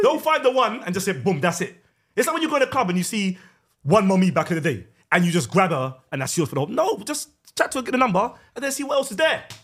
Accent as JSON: {"language": "English", "region": "West Midlands", "country": "United Kingdom", "tie": "born or raised there", "said": "I grew up in West Midlands."}